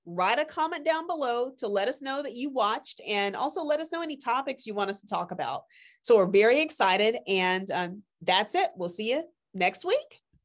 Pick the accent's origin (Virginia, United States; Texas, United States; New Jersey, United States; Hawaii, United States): Texas, United States; rural; i'm a fifth generation rural texan